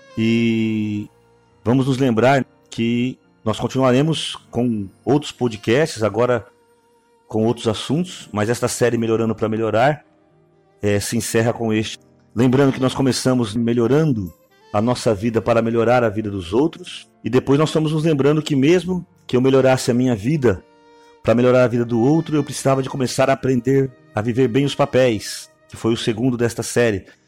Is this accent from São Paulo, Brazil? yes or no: yes; Araçatuba, São Paulo, Brazil; eu nasci aqui, no Brasil, e eu particularmente aqui na cidade de Aracatuba